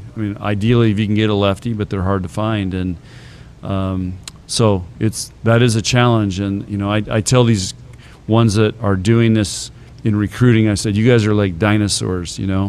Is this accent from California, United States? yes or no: yes; San Diego, California, United States; Of course, I grew up in San Diego, so we know a lot of the same stomping grounds out there, places he's hung out.